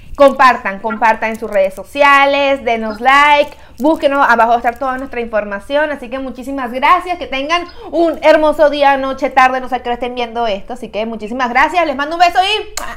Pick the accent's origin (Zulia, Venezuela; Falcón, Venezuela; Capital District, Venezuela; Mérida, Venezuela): Capital District, Venezuela; Caracas; now in United States; en mi país, en mi ciudad